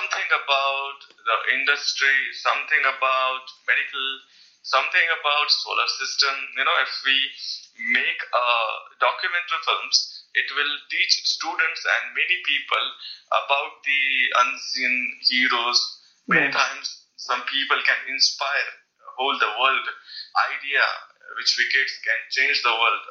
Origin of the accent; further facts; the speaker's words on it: India; I'm actually not from Pune. I am from a village which is like 1,000 miles from Pune